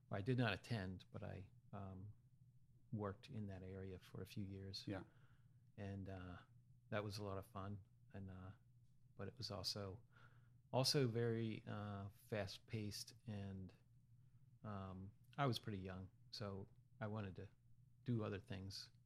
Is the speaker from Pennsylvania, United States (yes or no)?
yes; Hanover, Pennsylvania, United States; moved away as an adult; also born or lived in College Park, Maryland; now in Easton, United States; I'm from Central P- South Central PA, uh, okay, uh, Hanover, Pennsylvania, near Gettysburg